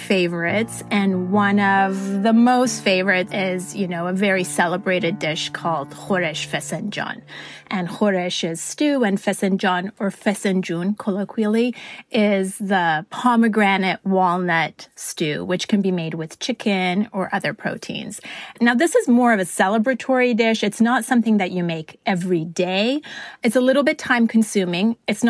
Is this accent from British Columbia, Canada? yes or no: yes; Vancouver, British Columbia, Canada; also born or lived in Italy; now in Los Angeles, United States; And we originally moved to Italy, and then from Italy, it was on to Vancouver, Canada. And I grew up in Vancouver before moving to Los Angeles some 20-odd years ago.